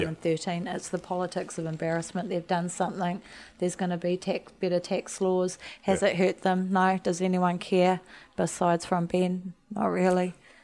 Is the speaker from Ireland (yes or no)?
no; Waiheke Island, Auckland, New Zealand; I grew up on Waiheke Island, I have a lot of Pākehā friends that I grew up with.